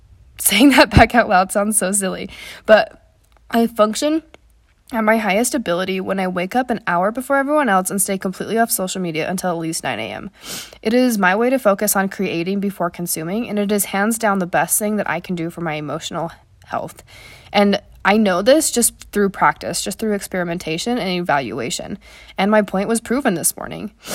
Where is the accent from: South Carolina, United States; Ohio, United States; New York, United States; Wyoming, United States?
Wyoming, United States; where I grew up in Wyoming